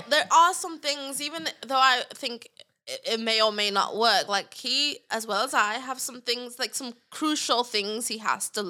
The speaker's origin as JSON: {"language": "English", "region": "England", "country": "United Kingdom", "moved": "yes", "said": "we're both from England, like we both have the African thing, so we're both Christian and in church"}